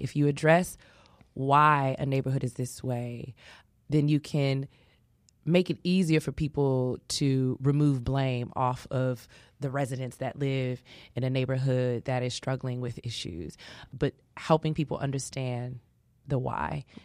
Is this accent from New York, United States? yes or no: no; Chicago, Illinois, United States; I grew up in Inglewood